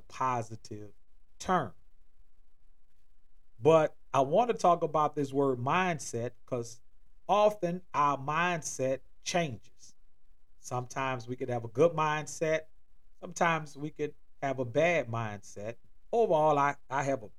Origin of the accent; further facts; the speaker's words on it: New Orleans, Louisiana, United States; moved away as an adult; now in Atlanta, United States; I'm originally from and born in New Orleans, Louisiana